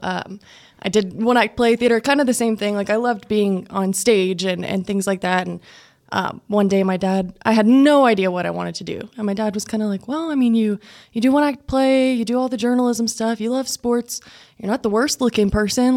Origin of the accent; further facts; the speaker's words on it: Plains, Texas, United States; I grew up in Plains, about an hour away here from Lubbock